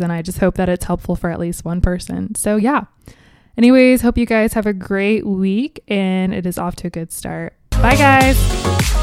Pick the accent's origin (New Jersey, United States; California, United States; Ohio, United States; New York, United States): Ohio, United States; Cincinnati; moved away as an adult; now in Columbus, United States; born and raised in Cincinnati, Ohio